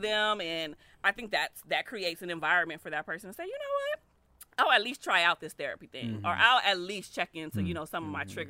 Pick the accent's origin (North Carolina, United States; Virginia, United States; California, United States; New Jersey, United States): California, United States; Compton; a lot of people of color, like we grow up, like I grew up in Compton, right? Like we know gangs, violence, struggle life.